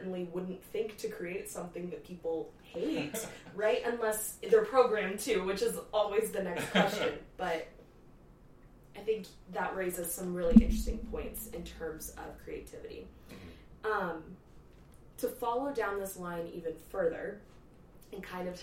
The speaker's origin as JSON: {"language": "English", "area": "the Bible Belt", "region": "Texas", "country": "United States", "tie": "born or raised there", "said": "we're in Texas growing up in the Bible Belt"}